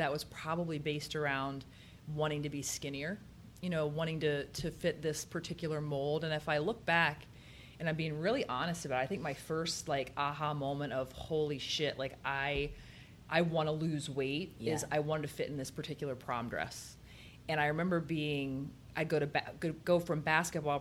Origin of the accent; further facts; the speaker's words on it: Lima, Ohio, United States; now in Columbus, United States; I am from Lima.